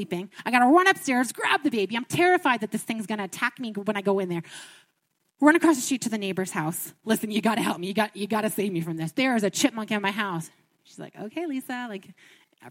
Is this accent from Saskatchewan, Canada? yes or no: no; Ottawa, Ontario, Canada; moved away as an adult; also born or lived in Niagara Falls, Canada; now in Alberta, Canada; I'm from Ontario, and I've been in Alberta here for about 3 months, and we're from Ottawa